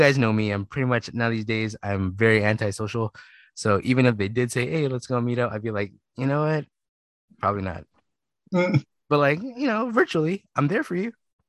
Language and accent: English; Philippines; I listen to a lot of hip hop and, you know, slow jams because I'm Filipino.